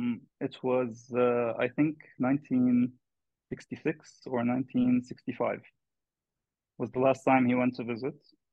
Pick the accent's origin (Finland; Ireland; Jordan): Jordan; I was born and raised in Jordan. Though my father was born in Hebron, that's where my family comes from.